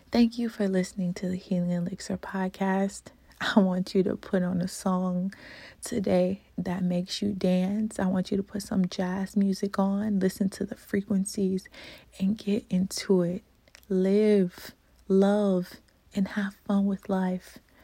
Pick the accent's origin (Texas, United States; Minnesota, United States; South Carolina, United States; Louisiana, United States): Louisiana, United States; moved away; I'm from Louisiana originally